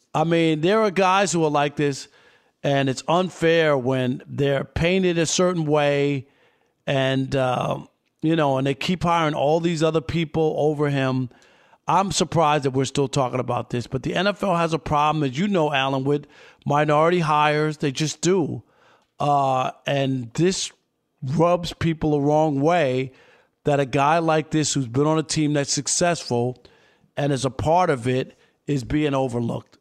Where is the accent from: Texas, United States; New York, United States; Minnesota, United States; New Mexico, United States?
New York, United States; I grew up in New York.